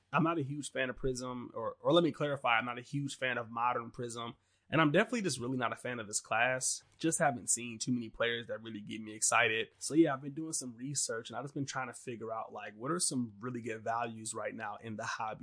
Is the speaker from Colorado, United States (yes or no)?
no; Detroit, Michigan, United States; I'm from Detroit